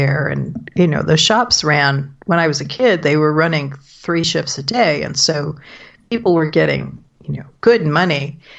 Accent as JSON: {"language": "English", "town": "Flint", "region": "Michigan", "country": "United States", "tie": "born or raised there", "said": "I grew up outside of Flint, Michigan"}